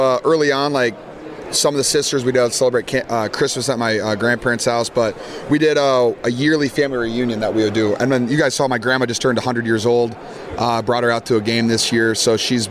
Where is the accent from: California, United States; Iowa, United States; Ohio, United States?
Iowa, United States; I'm from Iowa, man. I'm a Midwest kid.